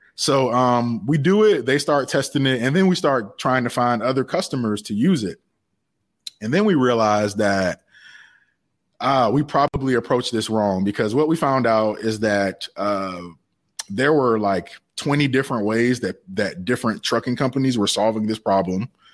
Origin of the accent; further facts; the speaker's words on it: Savannah, Georgia, United States; I'm originally from Savannah, Georgia.